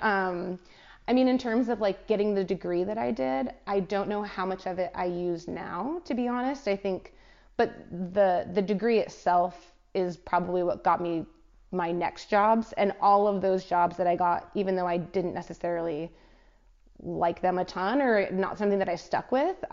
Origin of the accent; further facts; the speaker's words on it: California, United States; moved away as an adult; also born or lived in Pacific Northwest / Hawaii; now in Melbourne, Australia; I'm actually from California. So from, hmm. from California, but I moved from the Pacific Northwest to Melbourne